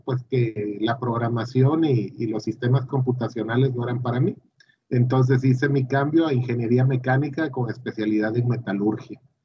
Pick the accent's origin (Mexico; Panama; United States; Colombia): Mexico; Villahermosa, Tabasco; yo nací en Tabasco hace un 30 de diciembre de 1972, ya hace algunos años y estudié en Villahermosa, eh, pues lo típico, la primaria, la secundaria y la prepa